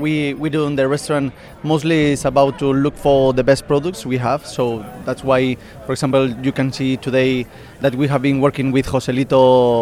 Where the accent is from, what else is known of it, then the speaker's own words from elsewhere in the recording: Basque Country, Spain; English is a second language; moved away as an adult; also born or lived in Asturias, Spain / Madrid, Spain / New York, United States / Singapore; Well, I'm original from the north of Spain, from Asturias, but I grew up in the Basque Country.